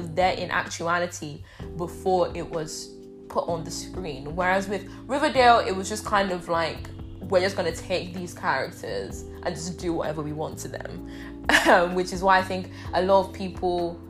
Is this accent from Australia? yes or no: no; Nigeria; now in England; growing up in Nigeria